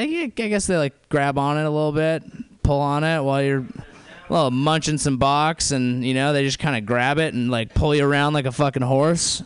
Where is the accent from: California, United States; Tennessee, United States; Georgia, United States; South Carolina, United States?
California, United States; near Santa Cruz, Bay Area; accent: SoCal; also born or lived in San Diego; I grew up near Santa Cruz